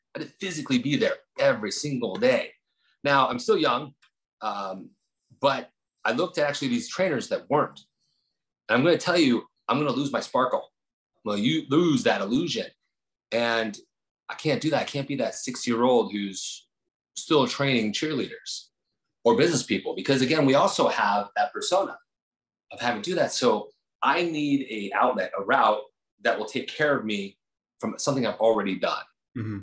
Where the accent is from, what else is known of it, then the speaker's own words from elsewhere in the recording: New Jersey, United States; moved away; also born or lived in Incline Village, Lake Tahoe, Nevada; I was from Jersey, so we kind of had that same kind of attitude.